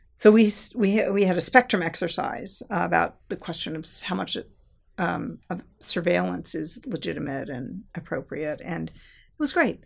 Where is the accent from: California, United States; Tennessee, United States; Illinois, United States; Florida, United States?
California, United States; Southern; I grew up in Southern California